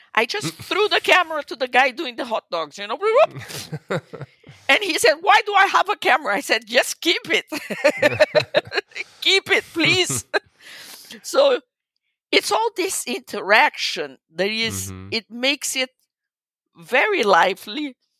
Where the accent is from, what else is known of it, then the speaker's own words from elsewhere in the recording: Brazil; eu, sou brasileira, I'm Brazilian.